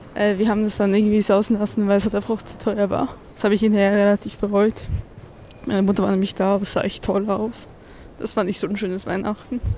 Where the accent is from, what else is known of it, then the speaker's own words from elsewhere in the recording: Switzerland; now in Germany; ich als Schweizerin